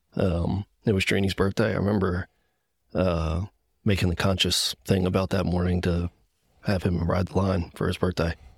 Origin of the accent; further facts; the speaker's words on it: Gettysburg, Pennsylvania, United States; I'm from Gettysburg, P A. One of those P A guys